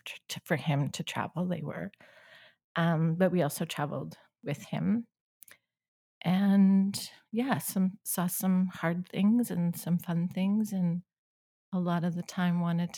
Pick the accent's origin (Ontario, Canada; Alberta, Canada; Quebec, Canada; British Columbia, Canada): Alberta, Canada; Calgary; I was born in Calgary. I'm the oldest of seven kids, my family.